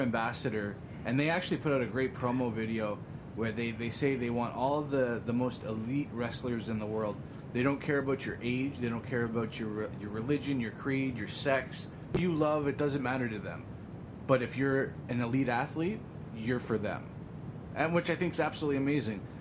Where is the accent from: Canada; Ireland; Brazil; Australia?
Canada; Greater Toronto Area, Ontario